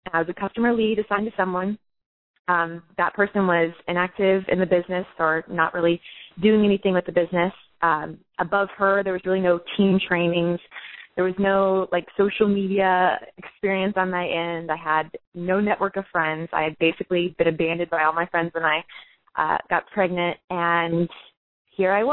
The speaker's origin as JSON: {"language": "English", "town": "Orlando", "region": "Florida", "country": "United States", "tie": "born or raised there", "said": "I'm from Florida"}